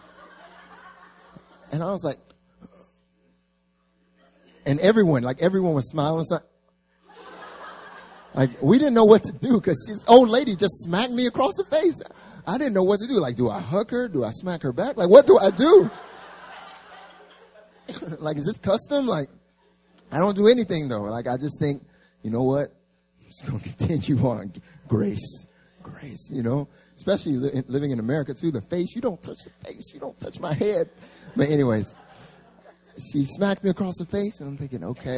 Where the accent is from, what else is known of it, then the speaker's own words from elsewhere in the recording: North Carolina, United States; moved away as an adult; now in South Korea; I grew up in the South, in North Carolina